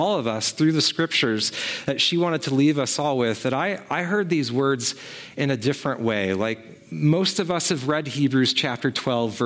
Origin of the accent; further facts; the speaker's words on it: Sequim, Washington, United States; my hometown of Sequim